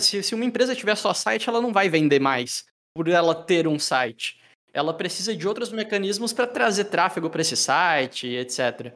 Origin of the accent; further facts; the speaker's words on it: Joinville, Santa Catarina, Brazil; eu sou de Joinville, Santa Catarina